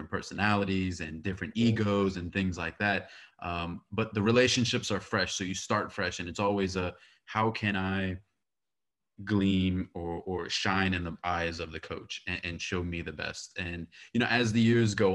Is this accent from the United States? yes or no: yes; United States; I'm born and raised in America